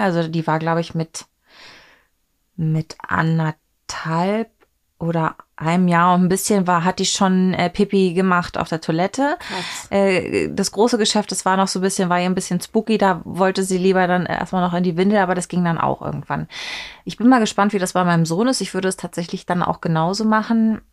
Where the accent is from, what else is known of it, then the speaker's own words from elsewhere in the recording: East Germany, Germany; ich bin ja in der DDR geboren